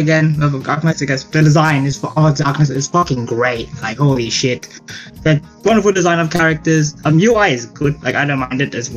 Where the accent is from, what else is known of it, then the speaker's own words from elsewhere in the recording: Australia; I'm born and raised here, Australia